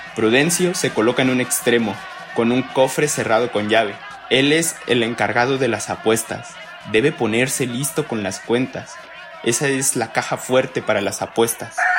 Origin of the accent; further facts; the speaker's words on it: Costa Chica, Guerrero, Mexico; yo soy costeño eh, del estado de Guerrero